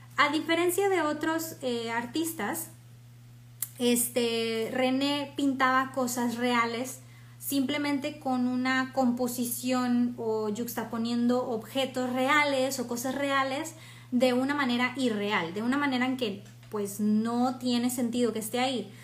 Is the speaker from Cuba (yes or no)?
no; Mexico; soy mexicana